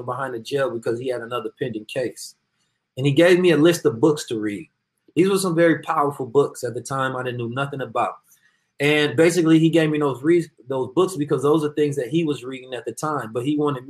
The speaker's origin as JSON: {"language": "English", "town": "Oakland", "region": "California", "country": "United States", "said": "I am from Oakland, California"}